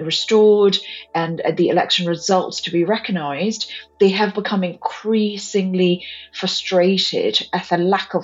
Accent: Yangon, Yangon Region, Myanmar; now in Europe; I was born and raised in Burma or Myanmar in Yangon, the largest city in the country and former capital.

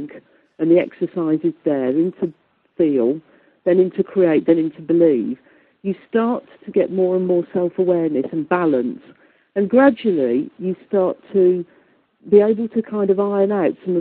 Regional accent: Midlands, United Kingdom; accent: Midlands; I've got a very Midlands accent

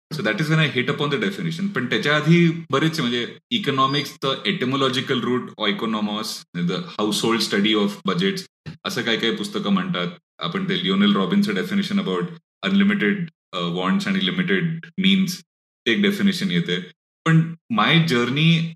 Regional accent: Pune, Maharashtra, India

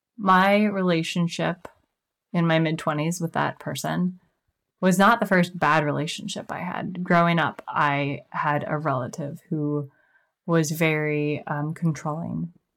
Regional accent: Kansas City, United States; now in Puget Sound area, United States; I'm originally from Kansas City

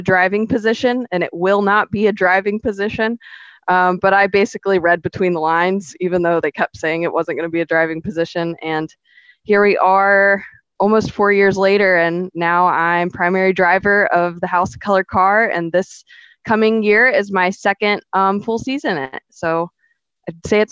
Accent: St. Augustine, Florida, United States; now in Palm Bay, United States; I'm from St. Augustine

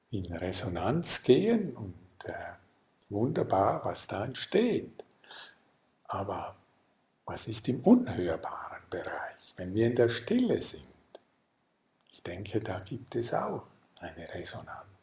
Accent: Lucerne, Switzerland; ich komme ja aus dem Sendor am Fluss in Luzern

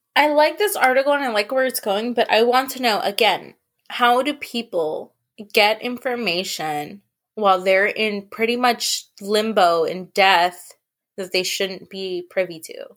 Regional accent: San Francisco, California, United States; also born or lived in the Valley; I grew up in San Francisco

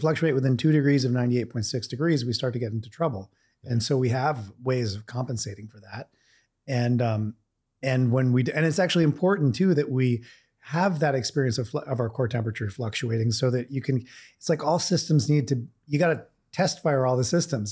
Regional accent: Vermont, United States; I grew up in Vermont in a very cold climate

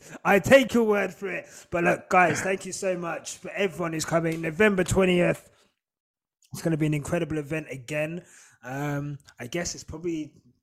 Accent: United Kingdom; I'm Black British more than I am British

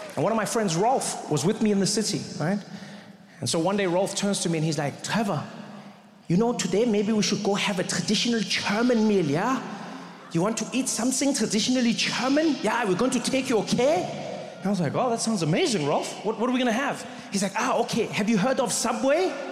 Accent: South Africa; I grew up in South Africa

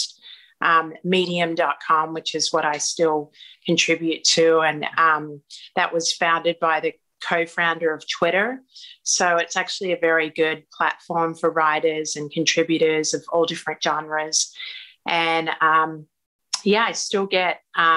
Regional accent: Australia; moved away as an adult; now in Los Angeles, United States

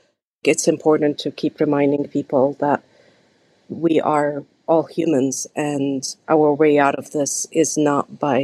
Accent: Canada; as a Canadian of Palestinian heritage

